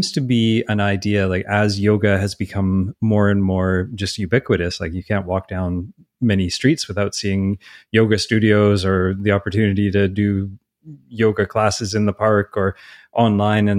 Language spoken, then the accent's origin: English; Canada; I'm Canadian